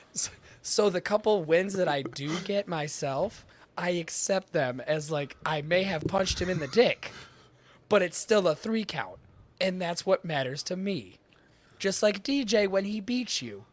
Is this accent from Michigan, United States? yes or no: yes; Michigan, United States; I am from Michigan.